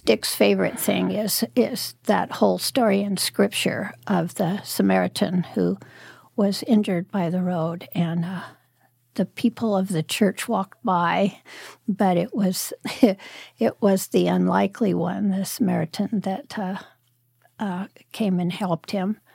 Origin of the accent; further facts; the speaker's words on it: Prospect, Oregon, United States; also born or lived in Medford, Oregon / Salem, Oregon; I lived up in the mountains in the Cascades, up by Crater Lake, uh, when I was growing up